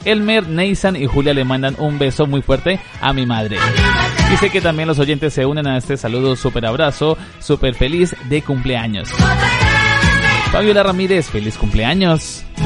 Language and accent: Spanish; Colombia; accent: Colombian; now in Tenerife, Spain; algunas expresiones, algunas palabras para no parecer tan colombiano